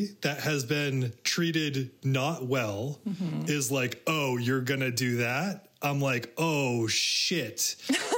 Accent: Maine, United States; also born or lived in Everett, Massachusetts; My family moved to Maine when I was 5 from Massachusetts, from Everett, which is a suburb of Boston

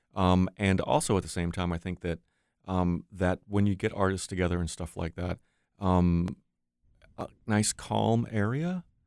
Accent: New York, United States; moved away; growing up in New York

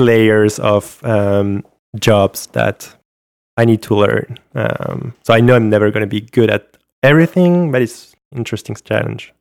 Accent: France; accent: French; English is a second language; my French accent

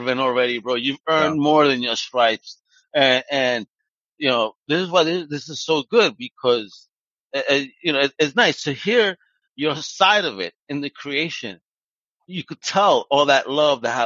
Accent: New York, United States; I'm from New York.

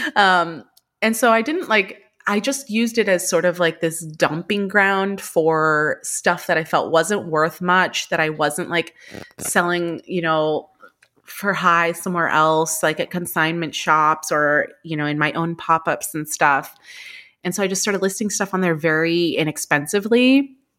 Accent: California, United States; moved away as an adult; now in New York, United States; I'm originally from California, but I've been in New York now for about twelve years

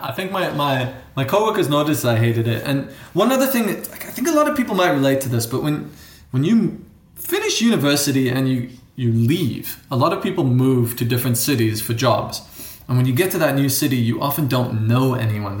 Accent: South Africa; accent: borders between American and something else, which is South African; moved away; also born or lived in United States; I grew up in South Africa

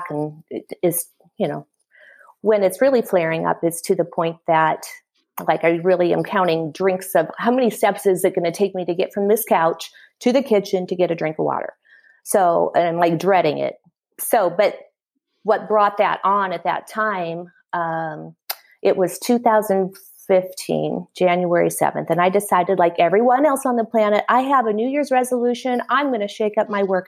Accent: Iowa, United States; I was born and raised in Iowa

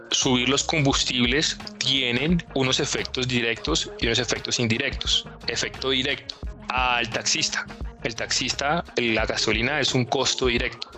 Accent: Neiva, Huila, Colombia; yo soy de Neiva

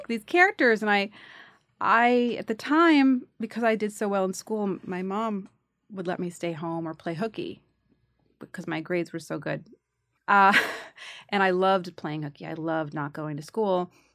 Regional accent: New York City, New York, United States; I grew up in the Bronx

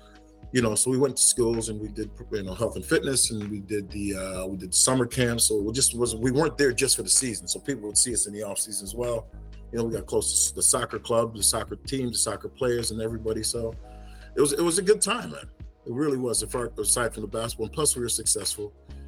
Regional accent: England, United Kingdom; born there; And I was born in England, obviously.

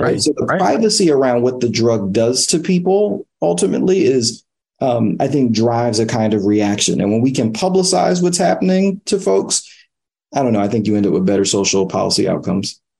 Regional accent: New York City, New York, United States; I grew up in East Harlem in the 1990s

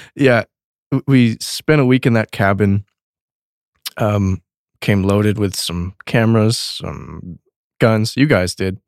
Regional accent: Texas, United States; I grew up in Texas

